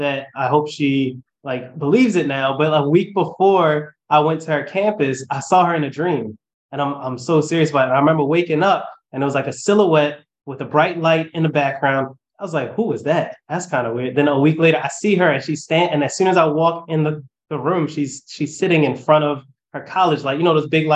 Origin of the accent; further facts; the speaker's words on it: Baltimore, Maryland, United States; I'm from Baltimore. So West Baltimore, Gwin Oak area.